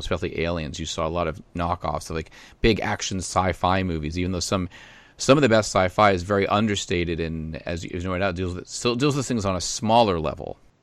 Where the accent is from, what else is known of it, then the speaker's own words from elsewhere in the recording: Boston, Massachusetts, United States; in Boston, I would watch Creature Double